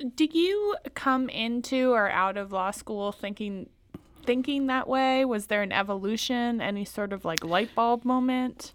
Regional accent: Louisiana, United States; I come from Louisiana

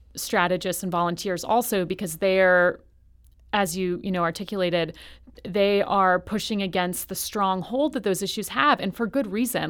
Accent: New York, United States; I'm from New York. I'm from New York State.

